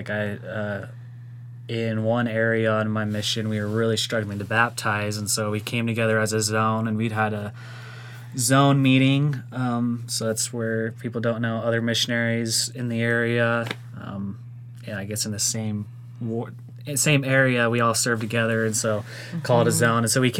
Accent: Arizona, United States; I said, I'm from Arizona.

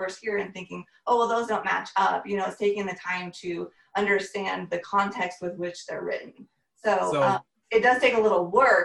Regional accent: Seattle, Washington, United States; moved away as an adult; I grew up in Seattle, Washington

